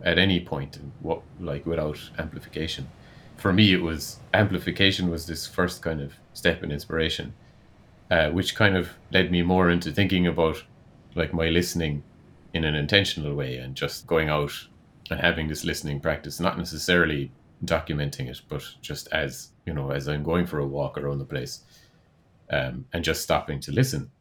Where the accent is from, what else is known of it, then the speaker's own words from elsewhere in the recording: Ireland; moved away as an adult; also born or lived in Netherlands; I moved back to Ireland from the Netherlands, where I was living for three years